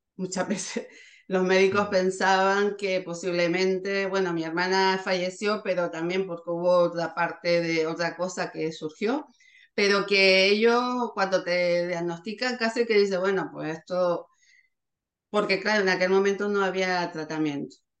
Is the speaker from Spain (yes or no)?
yes; Canary Islands, Spain; nosotros primero somos de, de Canarias, estábamos muy lejos